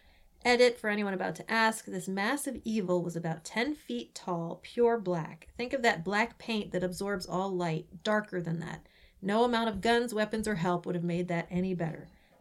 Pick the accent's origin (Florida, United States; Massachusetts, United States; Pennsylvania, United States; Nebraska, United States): Massachusetts, United States; New Bedford; I grew up in New Bedford and would go hiking and spend the night out there in the Freetown State Forest, not very far from Profile Rock.